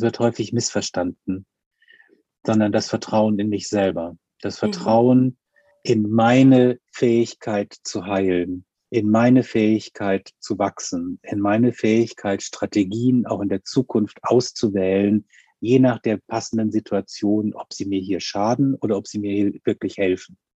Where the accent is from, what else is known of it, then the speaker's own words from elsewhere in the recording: Hamburg, Germany; ich komme aus Hamburg